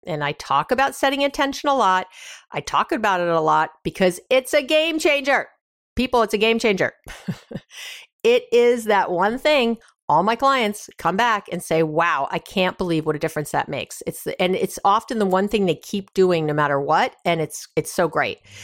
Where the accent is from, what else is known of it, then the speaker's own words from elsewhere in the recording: New York, United States; I'm from New York